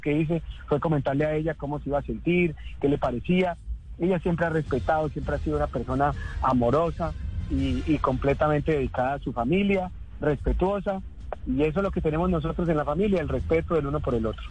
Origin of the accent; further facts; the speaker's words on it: Neiva, Huila, Colombia; Yo nací en Neiva hace 51 años exactamente.